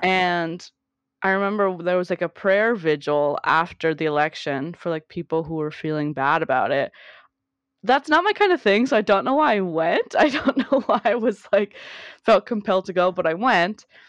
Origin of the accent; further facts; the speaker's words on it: South Gate, California, United States; I grew up in Southern California, Southgate specifically, um, on the eastern, southern side of L